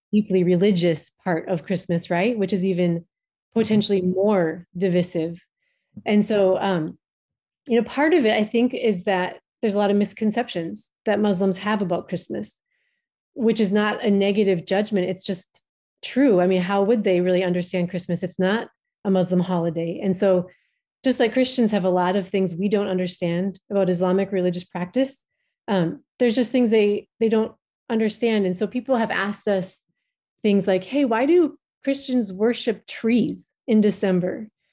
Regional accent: Minnesota, United States; moved away as an adult; now in Djibouti; we are originally from Minnesota in the United States

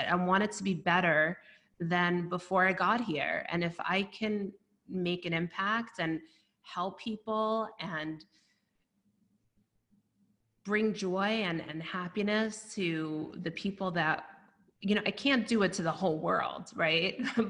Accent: Brooklyn, New York, United States; Yeah, that's exactly it. I mean, that's how I grew up, and we really helped each other.

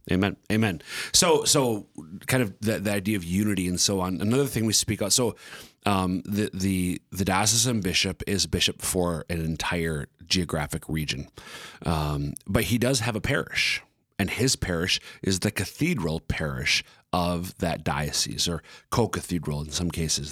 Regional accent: central Minnesota, United States; also born or lived in eastern South Dakota; now in South Dakota, United States; I'm from the central Minnesota area.

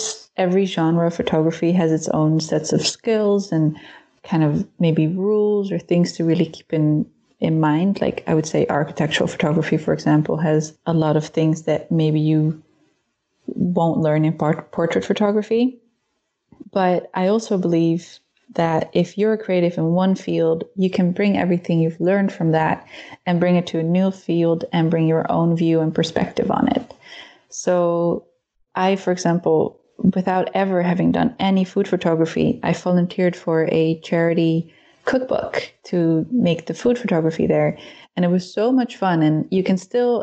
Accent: Netherlands; now in Berlin, Germany; I am originally from the Netherlands, but I currently live in Berlin, Germany.

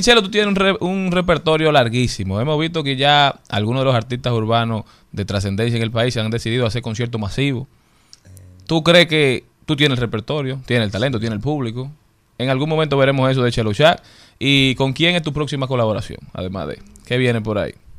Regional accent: Dominican Republic

